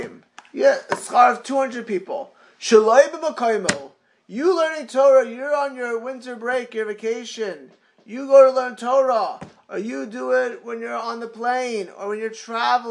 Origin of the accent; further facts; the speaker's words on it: Miami Beach, Florida, United States; growing up in Miami Beach